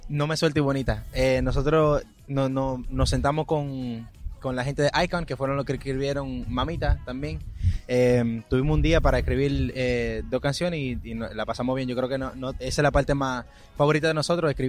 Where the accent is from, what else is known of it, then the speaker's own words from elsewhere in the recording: Dominican Republic; porque somos dominicanos, eh, eh compatriota, ¿cómo es? Compatriota.